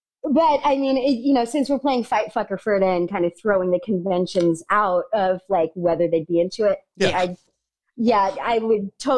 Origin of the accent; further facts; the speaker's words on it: outside of San Francisco, California, United States; I grew up outside of San Francisco